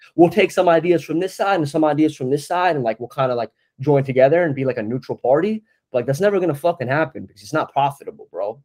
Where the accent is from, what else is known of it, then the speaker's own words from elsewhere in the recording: New Jersey, United States; moved away as an adult; now in Brooklyn, United States; I'm kid from New Jersey, North Jersey.